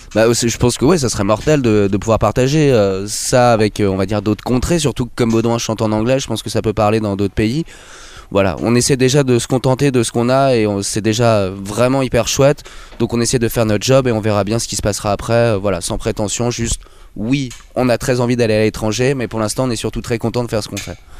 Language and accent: French; Bougival, Île-de-France, France; also born or lived in Versailles; j'habite à Versailles. Après, on vient de Bougival, qui est une petite ville à côté